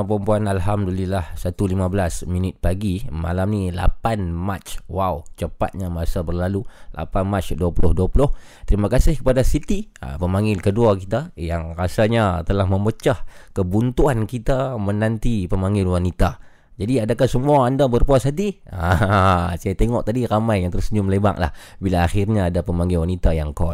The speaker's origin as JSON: {"language": "Malay", "town": "Yan", "region": "Kedah", "country": "Malaysia", "said": "Saya dari Yan Kedah."}